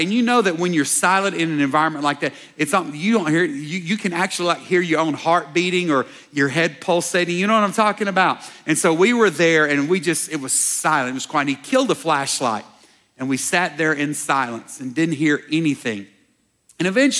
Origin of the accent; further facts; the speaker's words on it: Dallas, Texas, United States; growing up in Dallas